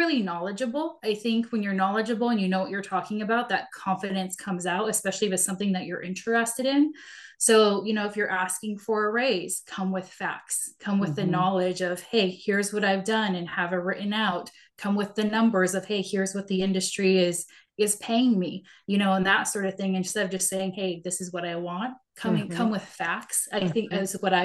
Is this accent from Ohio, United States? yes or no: no; Seattle, Washington, United States; I grew up in Seattle and went to college